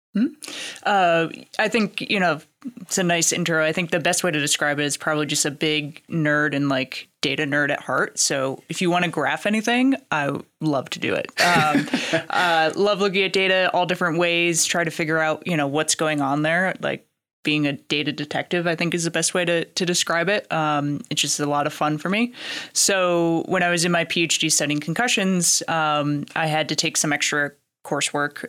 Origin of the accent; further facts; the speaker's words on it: Connecticut, Massachusetts area, New England, United States; now in Lexington, United States; I grew up in Connecticut, Massachusetts area